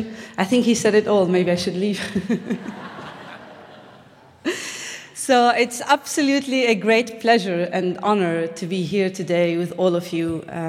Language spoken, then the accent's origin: English; Bethlehem, West Bank, Palestine; as a Palestinian growing up in Bethlehem, we had to grow up in a very difficult circumstances